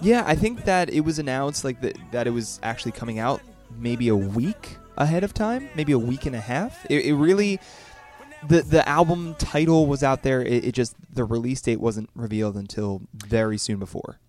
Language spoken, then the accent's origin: English; Philadelphia, Pennsylvania, United States; I'm from the Philly area